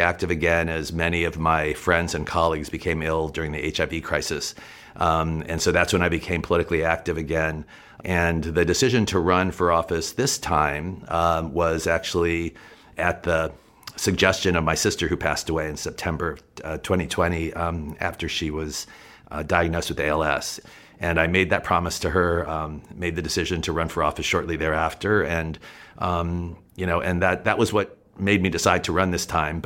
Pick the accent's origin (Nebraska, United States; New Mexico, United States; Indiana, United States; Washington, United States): New Mexico, United States; south of Albuquerque; now in California, United States; I grew up in New Mexico, grew up in a farm community south of Albuquerque